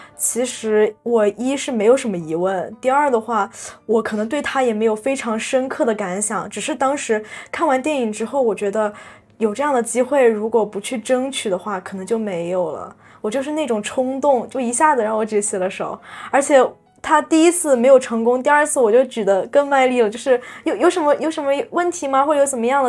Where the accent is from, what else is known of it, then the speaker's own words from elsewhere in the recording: China; moved away as an adult; now in Taiwan; 我是来自中国大陆的学生，我是来交换的